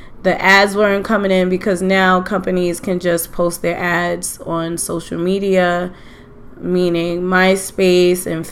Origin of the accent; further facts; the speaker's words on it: New York City, New York, United States; I am from Queens, St. Albans, Queens to be exact. I love that I grew up in Queens